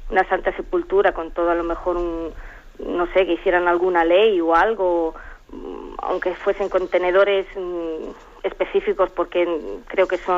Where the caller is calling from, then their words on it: Alicante, Valencian Community, Spain; de Alicante.